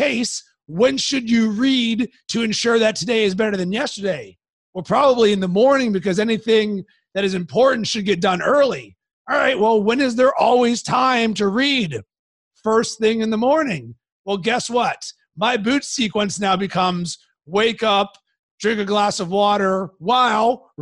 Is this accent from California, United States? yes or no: no; Pittsburgh, Pennsylvania, United States; I grew up in Pittsburgh